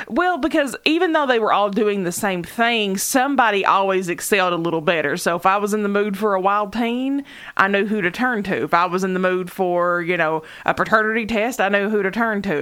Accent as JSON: {"language": "English", "area": "Knott County", "region": "Kentucky", "country": "United States", "said": "to us in Knott County, where there were no clubs."}